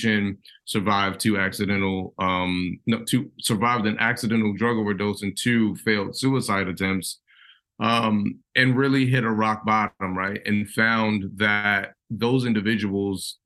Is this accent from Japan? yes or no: no; Baltimore, Maryland, United States; I grew up in West Baltimore